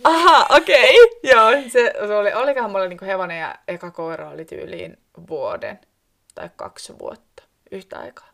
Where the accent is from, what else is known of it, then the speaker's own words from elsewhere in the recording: Koskenkorva, South Ostrobothnia, Finland; moved away as an adult; now in Ivalo, Finland; Mä oon kotoisin Etelä-Pohjanmaalta, Koskenkorvalta, ja ennen kuin mä muutin tänne Ivaloon